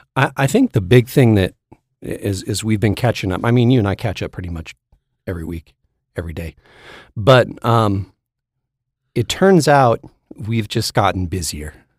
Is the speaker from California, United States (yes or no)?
yes; Sacramento, California, United States; I was from Sacramento